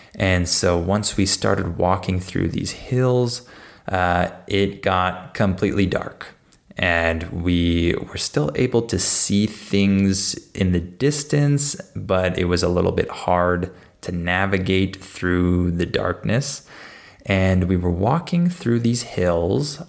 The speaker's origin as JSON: {"language": "English", "town": "San Diego", "region": "California", "country": "United States", "tie": "born or raised there", "said": "I grew up in San Diego"}